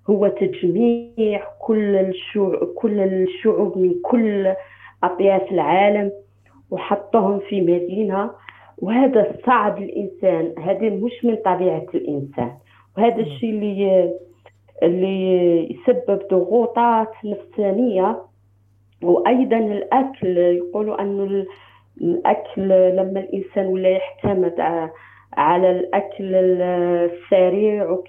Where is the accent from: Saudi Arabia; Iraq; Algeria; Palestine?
Algeria; now in United States; انا جزائريه